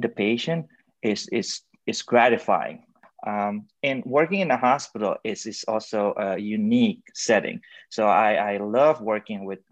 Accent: Indonesia; moved away as an adult; also born or lived in China; now in United States; I was born and raised in Indonesia. Then I went to China for my medical school before coming to the United States to complete my residency in internal medicine

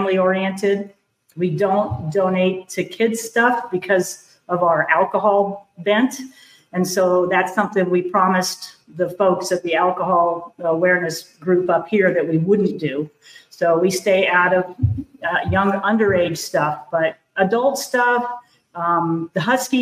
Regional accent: East Coast, United States; moved away as an adult; now in Alaska, United States; We're both from the East Coast

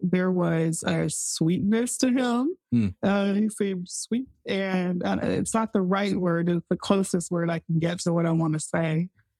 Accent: Houston, Texas, United States; I grew up Baptist in Houston, Texas. And I loved our church. It was Central Garden Missionary Baptist Church.

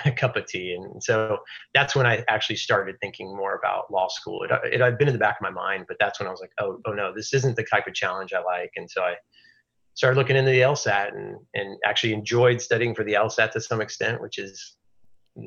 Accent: Houston, Texas, United States; also born or lived in Belton, Texas / Austin, Texas; I've grown up in Houston, lived here pretty much my whole life, except for brief stint in Austin for college.

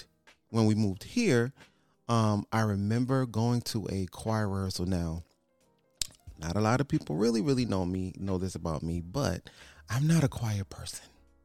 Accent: Connecticut, United States; now in Houston, United States; so we're originally from Connecticut.

